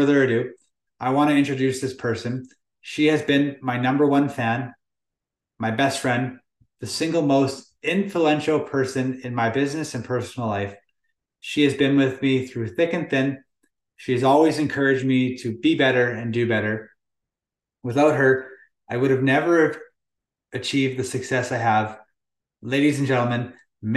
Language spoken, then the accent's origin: English; Lower Mainland, British Columbia, Canada; Born and raised in the Lower Mainland, BC